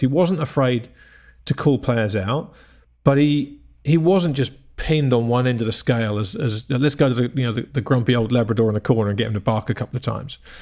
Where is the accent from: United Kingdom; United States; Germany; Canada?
United Kingdom; England; I grew up in England in the seventies as well